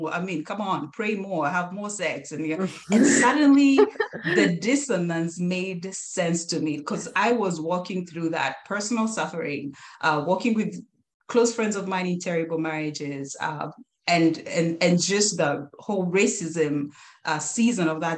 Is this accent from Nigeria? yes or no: no; Kenya; moved away as an adult; now in United States; my husband and I are Kenyans, we're Kenyan Americans, we born, raised, brought up in Kenya